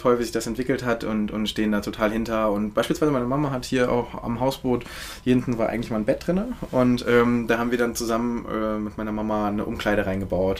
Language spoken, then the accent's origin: German; Hannover, Lower Saxony, Germany; now in Berlin, Germany; Ich komme aus, äh, aus Hannover, äh, ah, beziehungsweise Bad ja. und, und äh, genau, da wohnen meine Eltern auch.